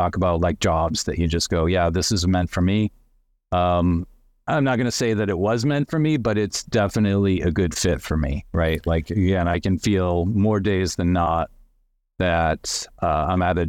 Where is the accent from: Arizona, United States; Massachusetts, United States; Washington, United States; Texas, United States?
Massachusetts, United States; also born or lived in Connecticut; I was born in Connecticut, moved to Massachusetts when I was seven. I've lived there pretty much ever since